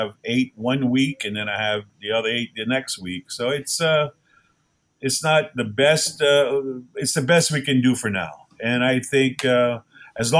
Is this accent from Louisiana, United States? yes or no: yes; Golden Meadow, Louisiana, United States; I come from Golden Meadow, Louisiana, which isn't the end of the world, but you can see it from there